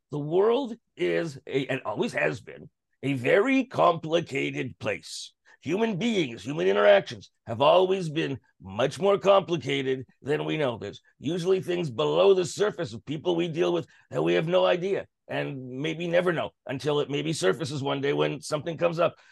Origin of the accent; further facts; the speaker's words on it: Canada; as a Canadian